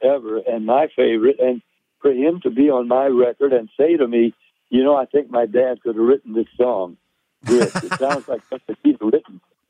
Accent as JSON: {"language": "English", "region": "Tennessee", "country": "United States", "said": "I am a Tennessee boy."}